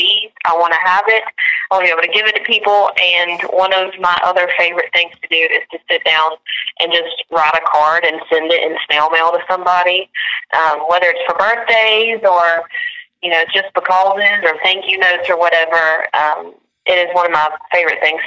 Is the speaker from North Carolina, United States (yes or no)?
yes; Angier, North Carolina, United States; my hometown in Ander, North Carolina